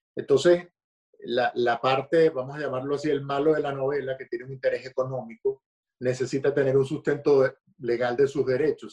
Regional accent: Caracas, Capital District, Venezuela; moved away as an adult; yo soy nacido en Caracas, eh, Venezuela, crecí en Caracas

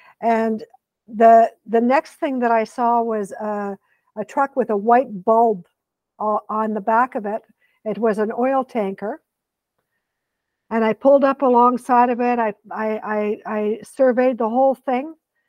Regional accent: Quebec, Canada; I am a Quebecer. I was born in Quebec.

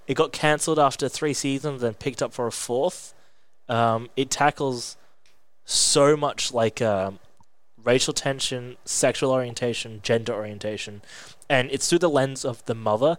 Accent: England, United Kingdom; I was born in England

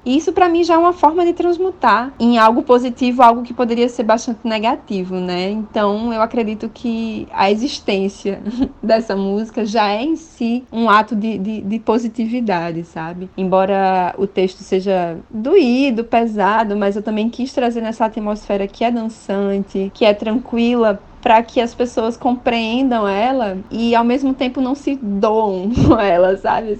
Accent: Natal, Rio Grande do Norte, Brazil; eu sou de Natal, Rio Grande do Norte. Foi o lugar onde eu nasci

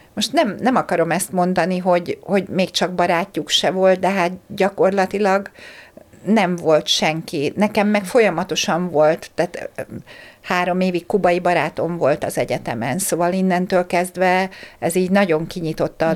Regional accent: Hungary; moved away as an adult; also born or lived in Slovakia; Magyarországról mentem Szlovákiába egyetemre

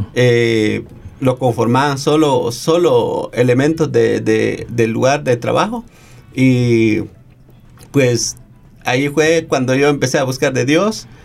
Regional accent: Guatemala; now in Australia; soy de Guatemala

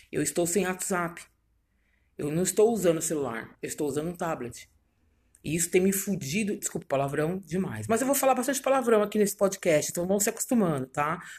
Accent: São Paulo, Brazil; Vim eu, de São Paulo.

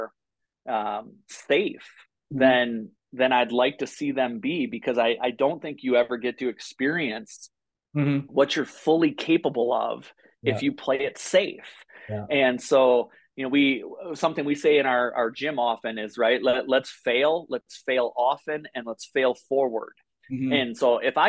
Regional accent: Midwest, United States; now in Bozeman, United States; I grew up in the Midwest in flatlands

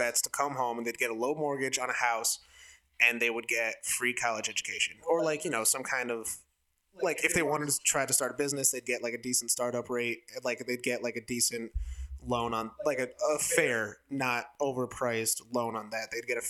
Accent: Niskayuna, New York, United States; we come from, like, New York State, and we come from Niskayuna, which is, like, a good school among New York State standards.

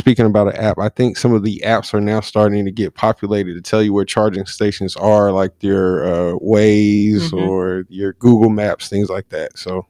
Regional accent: North Carolina, United States; also born or lived in Philadelphia; Yeah, I was born in Philadelphia, raised here in North Carolina, but, you know, I started liking football before the Panthers got here.

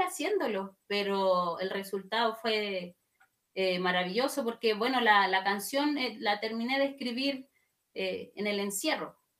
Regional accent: Wallmapu, Chile; como mapuche

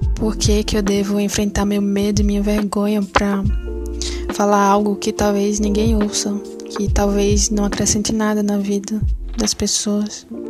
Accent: Pernambuco, Brazil; sou pernambucana

